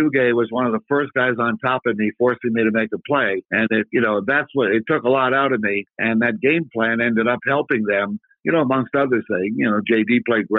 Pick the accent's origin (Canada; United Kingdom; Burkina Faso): Canada; Ottawa, Ontario; we had very good coaching in Ottawa, Canada, my hometown